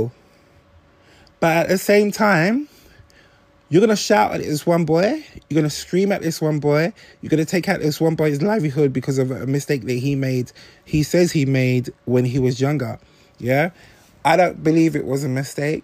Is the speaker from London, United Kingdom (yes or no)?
yes; London, United Kingdom; I'm from South East London. I grew up in a time when people used to put NF on the walls of the estate I used to live